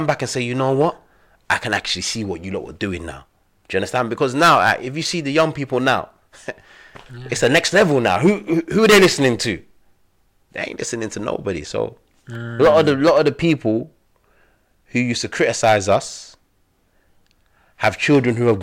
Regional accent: London, United Kingdom; also born or lived in Gambia / Egypt; being black, growing up in London

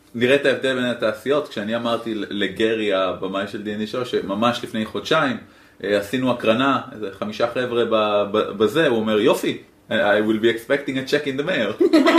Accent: Israel; אני מישראל

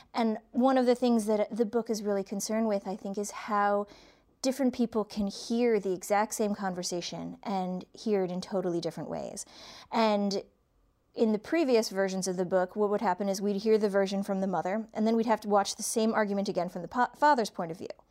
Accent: Cleveland, Ohio, United States; now in East Coast, United States; I grew up in Cleveland

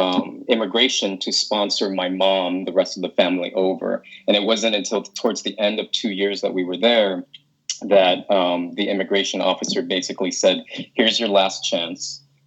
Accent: United States; also born or lived in Vietnam / Indonesia; growing up in American and assimilating into American culture

